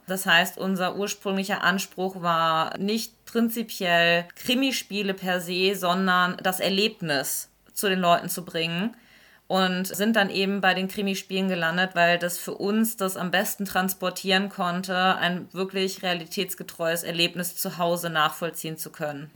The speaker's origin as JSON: {"language": "German", "region": "Lower Saxony", "country": "Germany", "moved": "yes", "lives_now": "Stuttgart, Germany", "said": "Ich komme tatsächlich ursprünglich ganz aus dem Norden, aus Niedersachsen"}